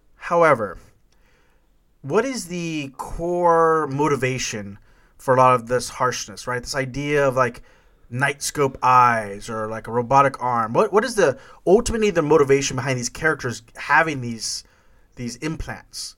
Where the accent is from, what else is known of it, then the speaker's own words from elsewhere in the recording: Corpus Christi, Texas, United States; when we were kids growing up in Corpus Christi, Texas